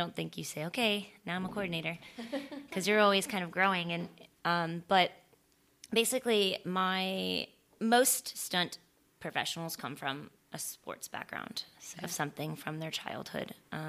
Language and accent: English; Florida, United States; also born or lived in San Francisco, California / Louisiana; now in Los Angeles, United States; I was born in California. I was born in San Francisco and we moved when I was 2. So I don't remember any of it. And we moved to Florida, this small little town in Florida.